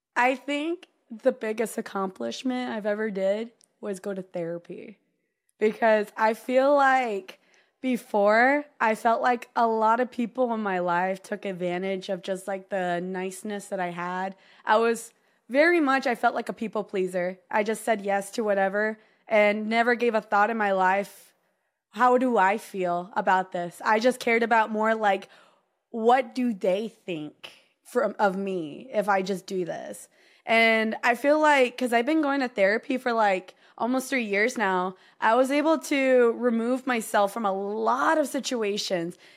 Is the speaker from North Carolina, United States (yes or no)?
no; Texas, United States; here in Texas